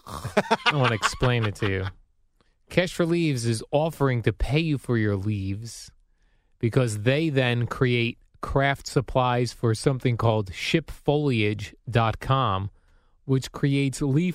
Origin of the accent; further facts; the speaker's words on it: New Jersey, United States; Growing up in New Jersey, Jerry, we used to have to...